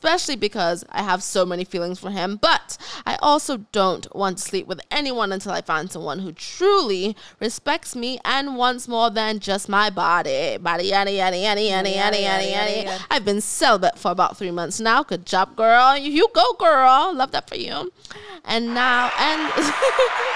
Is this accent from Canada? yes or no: no; United Kingdom; accent: British; my British accent